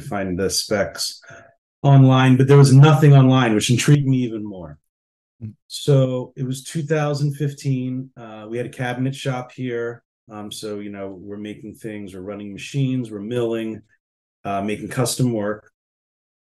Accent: Philadelphia, Pennsylvania, United States; moved away as an adult; also born or lived in Brooklyn, New York; now in upstate New York, United States; So I'm from Philadelphia. You'll notice how I say water and where it is. And so I'm from South Philly

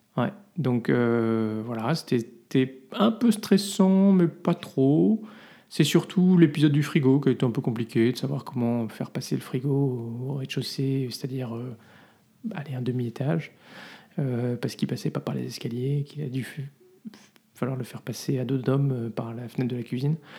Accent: France; now in Belgium; on est français

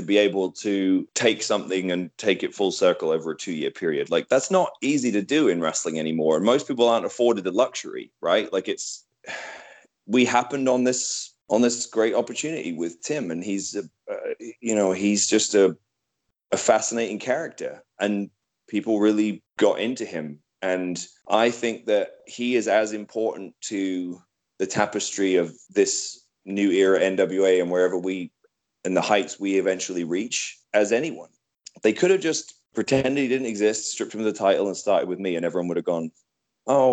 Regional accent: United Kingdom; I'm British

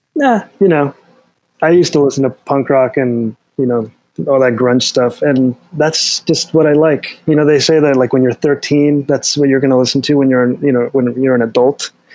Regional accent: Delaware, United States; now in Alexandria, United States; I'm from Delaware originally.

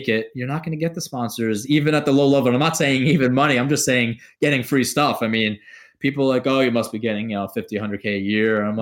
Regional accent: New York, United States; Being a New Yorker

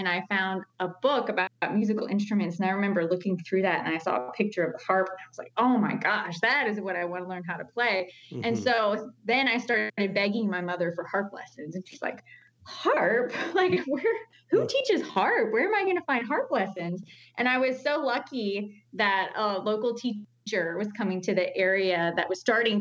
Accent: Newton, North Carolina, United States; I grew up in Newton, North Carolina, which is in the foothills

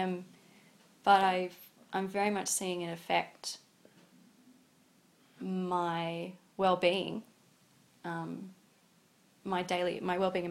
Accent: Sydney, New South Wales, Australia; moved away; I grew up in Sydney

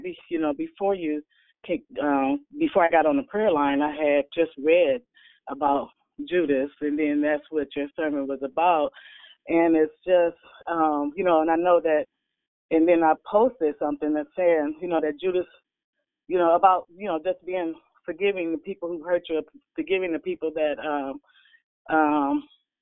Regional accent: Illinois, United States; moved away as an adult; now in California, United States; I'm in California temporarily through job, but I'm actually from Illinois

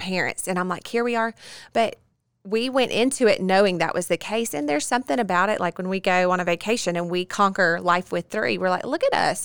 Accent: Bossier City, Louisiana, United States; born and bred in Bossier City

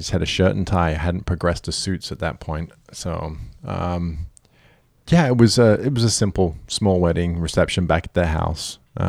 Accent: United Kingdom; I am a Brit with a terrible accent that's now a hybrid.

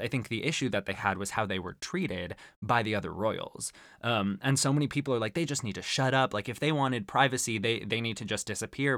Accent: Arizona, United States; growing up in Arizona

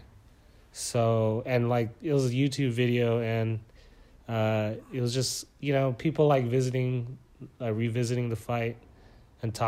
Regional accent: Los Angeles, California, United States; We're from Los Angeles.

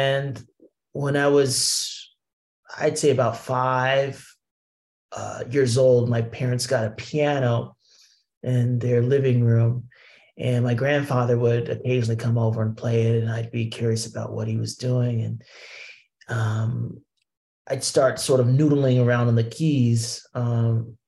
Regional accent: Columbus, Ohio, United States; moved away as an adult; also born or lived in Brooklyn, New York; now in New York, United States; I'm a Midwesterner from Columbus, Ohio, born and raised, moved to New York in 2003 and been here ever since

